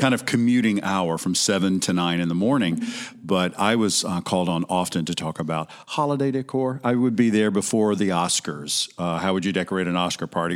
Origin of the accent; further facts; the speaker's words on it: Alabama, United States; moved away as an adult; also born or lived in Mississippi; I'm originally from Alabama